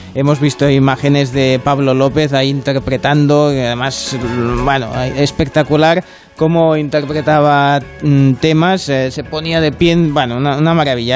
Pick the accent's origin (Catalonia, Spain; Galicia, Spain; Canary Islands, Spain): Catalonia, Spain; soy muy catalán